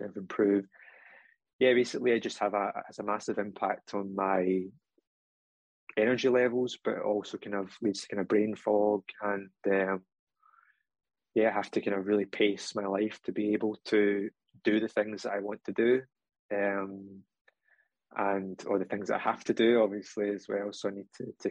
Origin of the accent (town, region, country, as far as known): Scotland, United Kingdom